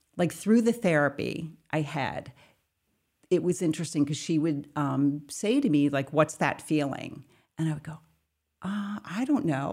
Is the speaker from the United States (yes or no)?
yes; Bucks County, Pennsylvania, United States; I grew up in Bucks County, Pennsylvania, um, on a farm